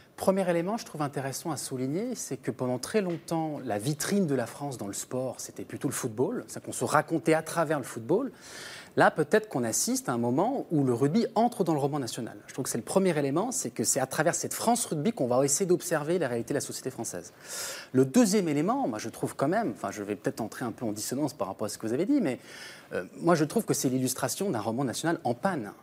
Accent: St. Pierre & Miquelon; Moi, je viens de Saint-Pierre-et-Miquelon, qui est un territoire d'outre-mer

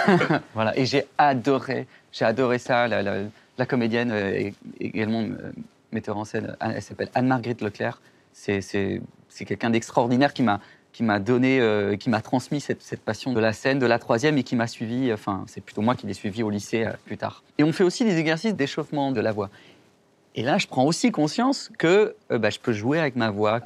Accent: Pau, Nouvelle-Aquitaine, France; also born or lived in Mulhouse, Alsace / Germany; j'ai grandi vraiment à Pau, dans le sud-ouest, dans le Béarn.

